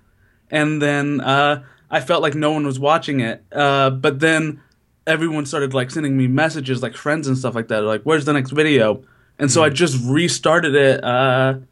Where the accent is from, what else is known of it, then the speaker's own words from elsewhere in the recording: Citrus County, Florida, United States; moved away as an adult; also born or lived in Philadelphia / New York; now in New Jersey, United States; I'm originally from Florida and now I'm in New Jersey